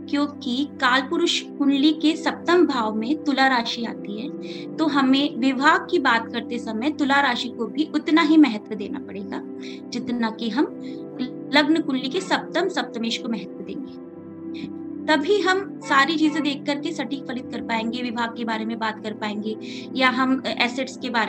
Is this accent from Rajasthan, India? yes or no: yes; Jaipur, Rajasthan, India; मैं जयपुर राजस्थान से हूँ